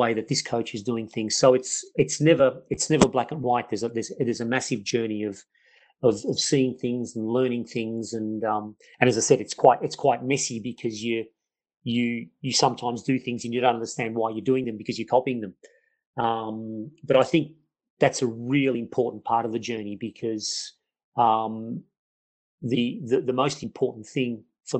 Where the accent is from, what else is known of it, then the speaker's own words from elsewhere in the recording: Melbourne, Victoria, Australia; I grew up in Melbourne, Australia, and from a migrant family, where obviously an Italian background family